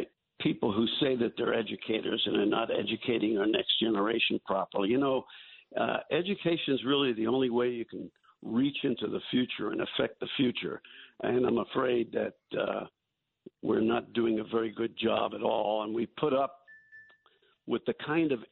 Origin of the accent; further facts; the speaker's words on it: New York City, New York, United States; When you and I were growing up in New York City